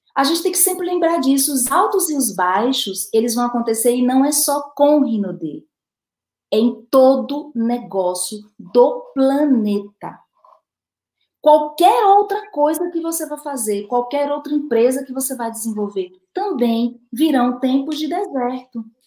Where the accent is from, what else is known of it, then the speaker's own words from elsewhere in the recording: Recife, Pernambuco, Brazil; aqui na minha terra chama teimar